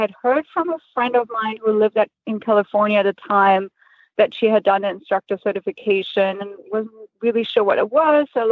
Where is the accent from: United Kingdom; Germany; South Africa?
Germany; moved away as an adult; now in United States; I'm originally from Germany, and I moved to the States about 5 years ago.